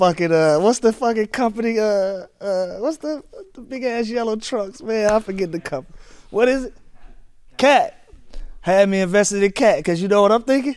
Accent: Atlanta, Georgia, United States; I'm from Atlanta

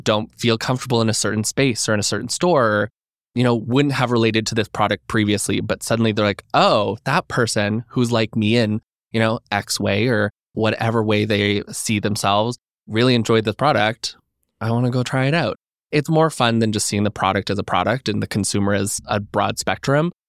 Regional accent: Alberta, Canada; moved away as an adult; now in Toronto, Canada; I'm from Alberta originally

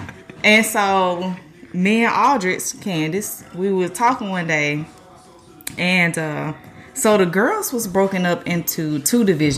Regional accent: Atlanta, Georgia, United States; I am from Atlanta, Georgia.

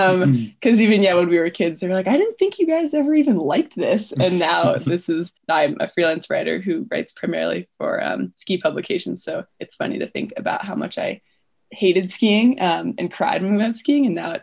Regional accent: Issaquah, Washington, United States; moved away as an adult; also born or lived in Boulder, Colorado / Salt Lake City, Utah; now in Jackson Hole, United States; I grew up outside of Seattle in Issaquah, Sammamish area, if you know the area. Otherwise, I usually say Seattle. And then I moved to Boulder for school

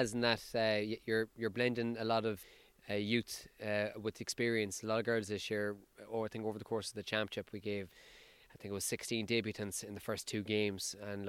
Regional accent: Sligo, Connacht, Ireland; I'm from Sligo myself

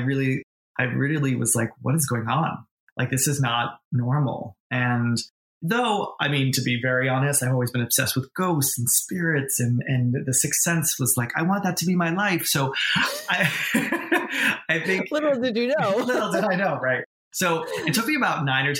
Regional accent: New York, United States; moved away as an adult; also born or lived in Boston, Massachusetts; now in Los Angeles, United States; I was born in New England, grew up in New York, and then became an adult

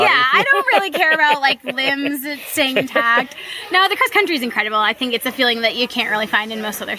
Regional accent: Spokane, Washington, United States; now in Maryland, United States; I'm from Spokane, Washington, Eastern Washington.

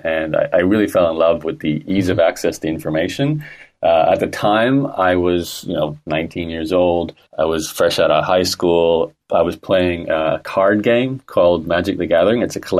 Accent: Australia; accent: Canadian; Well, born and raised in Australia, although I sound like a Canadian, so I've always had a connection to both countries, and I am a citizen of both countries.

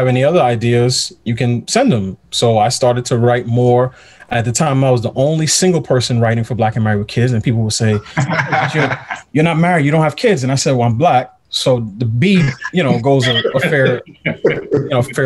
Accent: New York City, New York, United States; moved away as an adult; also born or lived in Pittsburgh; I'm from New York. I grew up in New York, in Queens

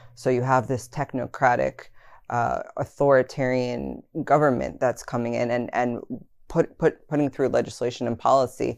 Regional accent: East Coast, United States; moved away as an adult; now in Utah, United States; I come from the East Coast

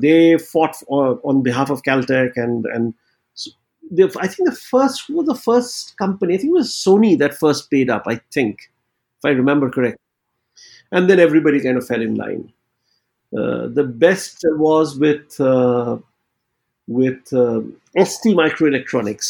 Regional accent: West Bengal, India; growing up in Bengal

